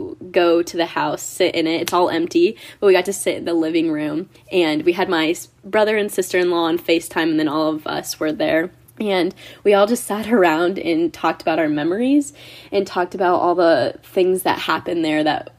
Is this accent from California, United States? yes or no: no; Ohio, United States; I've lived in the same house for 22 years, and it was a great place to grow up. I'm from Ohio.